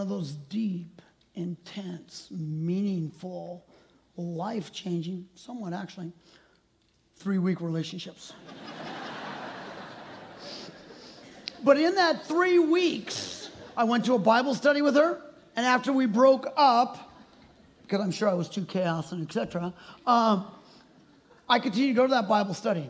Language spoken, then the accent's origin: English; Maple Valley, Washington, United States; I was born and raised in Maple Valley, grew up around Tahoma Elementary